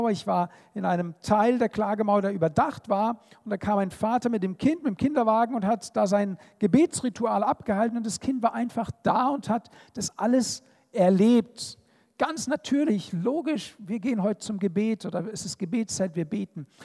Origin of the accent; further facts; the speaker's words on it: Israel; Und natürlich komme ich aus Israel und bin natürlich auch geprägt von den Eindrücken